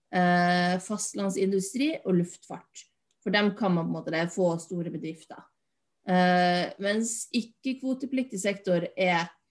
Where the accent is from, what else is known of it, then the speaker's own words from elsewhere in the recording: Finnmark, Norway; moved away; also born or lived in Bergen / Oslo; jeg kommer jo fra Finnmark. Men jeg bodde i Oslo